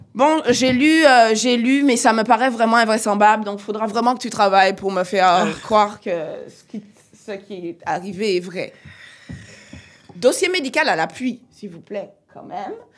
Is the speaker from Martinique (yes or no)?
yes; Martinique; je viens de la Martinique.